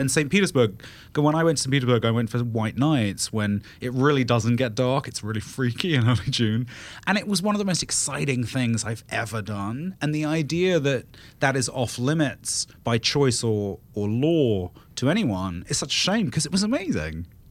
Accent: United Kingdom; moved away; I'm British

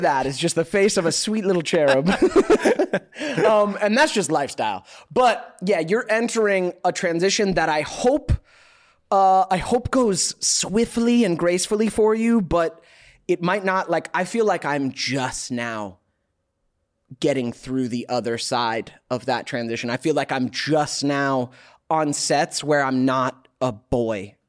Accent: Alpharetta, Georgia, United States; now in Los Angeles, United States; Outside Atlanta, suburbs of Atlanta

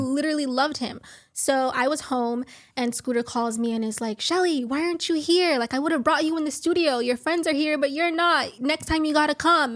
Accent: Miami, Florida, United States; I'm originally from Miami, Florida

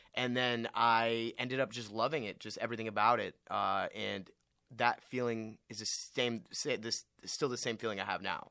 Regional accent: Westlake Village, California, United States; I'm from Westlake Village, California

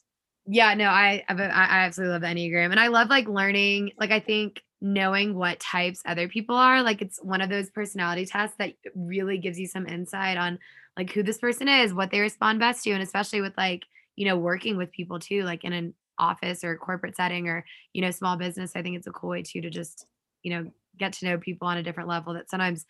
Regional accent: Madison, Alabama, United States; I was pretty much born and raised in Alabama in a small town called Madison in North Alabama.

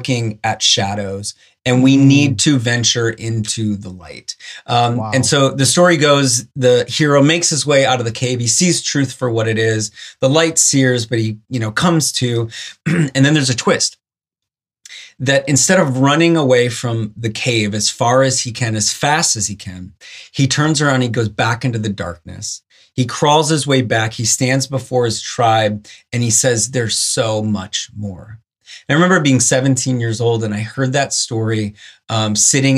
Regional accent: Blaine, Minnesota, United States; moved away as an adult; also born or lived in Chicago; I grew up in Blaine, Minnesota

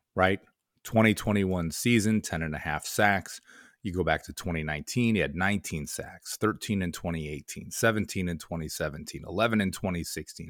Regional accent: Rochester, New York, United States; growing up as a Syracuse fan, growing up in the Rochester area

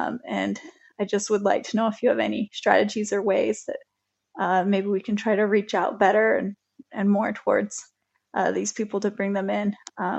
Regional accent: Mountain West, United States; I grew up in the Mountain West, where the suicide rates are higher than in any other place in the country.

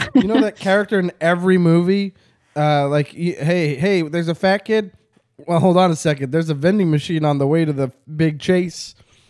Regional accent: Quebec, Canada; I was born in Quebec, so I am Quebecois.

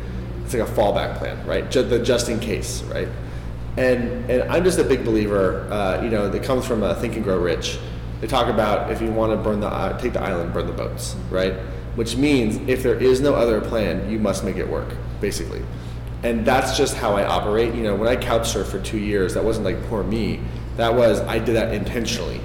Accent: Kansas, United States; also born or lived in Connecticut / Brooklyn; now in Asheville, United States; I grew up in Kansas

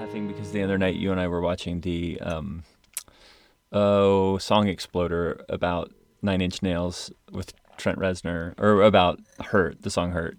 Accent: Virginia, United States; moved away; We only had a few snows like that in Virginia

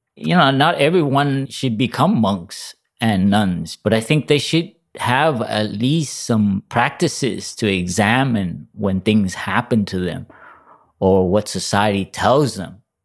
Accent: Los Angeles, California, United States; I grew up in Los Angeles

